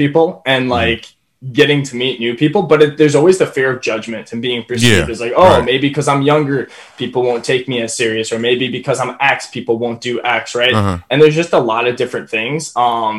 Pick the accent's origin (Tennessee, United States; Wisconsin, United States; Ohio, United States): Wisconsin, United States; I'm from Wisconsin